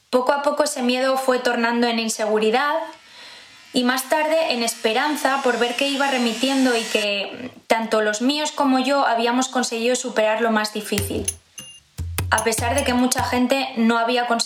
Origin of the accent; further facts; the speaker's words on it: Zamora, Castile and León, Spain; now in Madrid, Spain; Soy de Zamora, pero vivo desde hace años en Madrid.